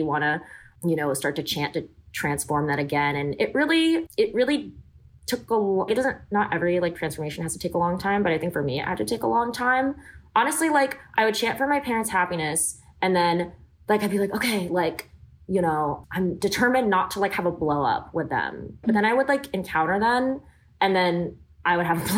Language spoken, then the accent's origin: English; Davis, California, United States; also born or lived in Los Angeles, California; I grew up in Davis